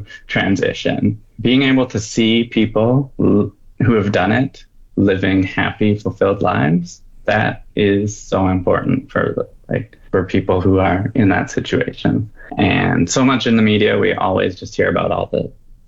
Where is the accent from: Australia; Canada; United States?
Canada; Southern Alberta; moved away as an adult; also born or lived in Calgary, Alberta; now in Fort McMurray, Canada; I was born in Calgary, grew up in Southern Alberta, been in Fort Mac for 9 years now, moved here after university